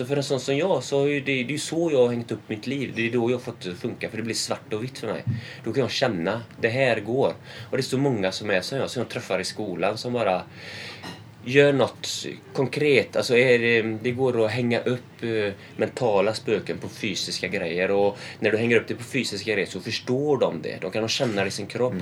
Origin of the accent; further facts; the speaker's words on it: Sweden; jag som svensk